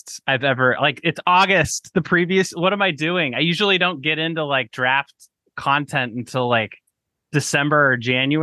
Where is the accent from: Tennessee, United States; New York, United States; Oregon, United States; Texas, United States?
Oregon, United States; Portland; I'm from Portland originally, and went to a ton of games growing up